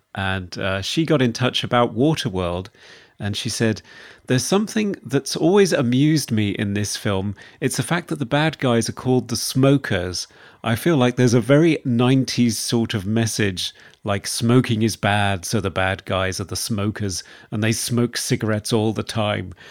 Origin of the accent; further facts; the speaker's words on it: United Kingdom; accent: British; my British accent